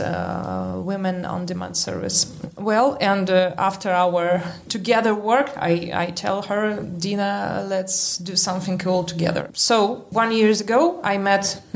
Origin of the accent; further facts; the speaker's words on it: Novosibirsk, Novosibirsk Oblast, Russia; English is a second language; I'm from Russia. I was born in Novosibirsk.